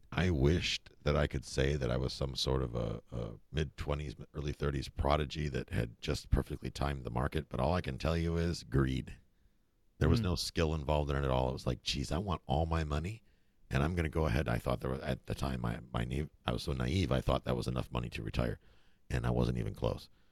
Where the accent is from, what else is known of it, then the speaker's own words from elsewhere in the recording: Buffalo, New York, United States; moved away as an adult; also born or lived in Germany / Kansas; now in Florida, United States; I grew up in upstate New York. Actually, I grew up in Buffalo